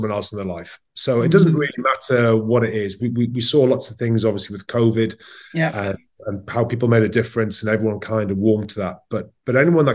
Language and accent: English; Newcastle upon Tyne, North East England, United Kingdom; now in Paris, France; I grew up in Newcastle, and it's football mad